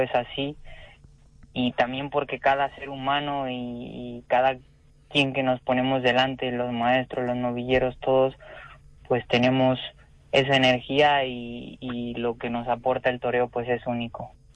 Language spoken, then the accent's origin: Spanish; Mexico; moved away; also born or lived in Spain